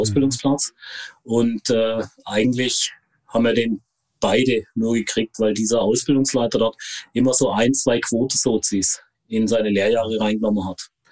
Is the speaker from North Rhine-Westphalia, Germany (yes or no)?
no; Konstanz, Baden-Württemberg, Germany; also born or lived in Hohenlohe; ich bin in Konstanz geboren, äh, am schönen Bodensee.